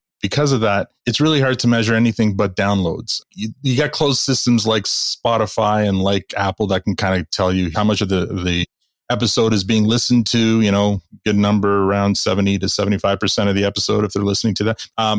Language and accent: English; Canada; We're Canadian and we're a business podcast